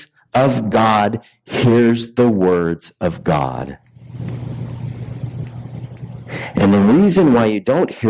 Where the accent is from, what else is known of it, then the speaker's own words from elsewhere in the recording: Richland, Washington, United States; now in Colville, United States; I'm from the Tri-Cities